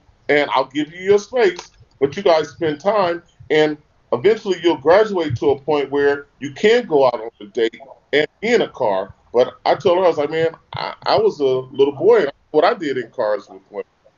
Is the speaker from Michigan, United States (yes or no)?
no; Los Angeles, California, United States; all of us growing up in Los Angeles